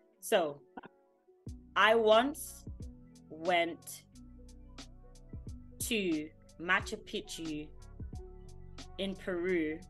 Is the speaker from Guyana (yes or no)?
yes; Guyana